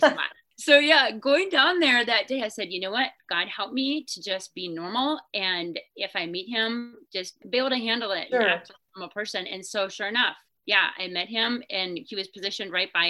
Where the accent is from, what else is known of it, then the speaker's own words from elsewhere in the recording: Minnesota, United States; I grew up in Minnesota